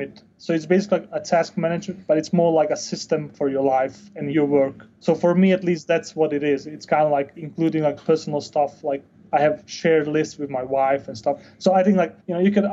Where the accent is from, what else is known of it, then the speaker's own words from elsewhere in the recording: Denmark; moved away as an adult; also born or lived in Bosnia / Chile; So I was born in Bosnia, but I grew up in Denmark